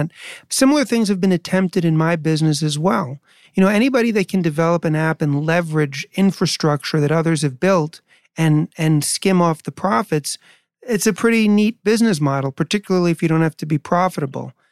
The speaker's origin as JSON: {"language": "English", "town": "New York City", "region": "New York", "country": "United States", "tie": "born or raised there", "said": "I was born in New York and I lived there in 70s and 80s"}